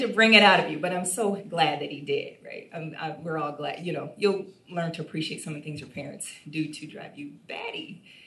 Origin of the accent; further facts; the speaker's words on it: Toledo, Ohio, United States; I'm from Toledo, Ohio, and I'm the youngest.